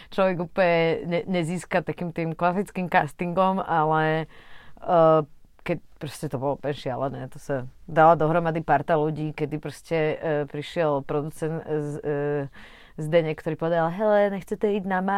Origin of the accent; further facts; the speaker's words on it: Trnava, Trnava Region, Slovakia; also born or lived in Bratislava; ja som sa narodila v Trnave, uh, vlastne rok pred revolúciou